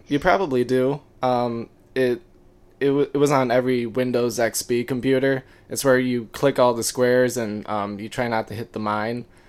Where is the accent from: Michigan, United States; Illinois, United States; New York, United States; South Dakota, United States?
Michigan, United States; Birmingham; from Southeast, Southeast Michigan, um, Birmingham, Michigan, to be more precise. Uh, I went to high school with Maddie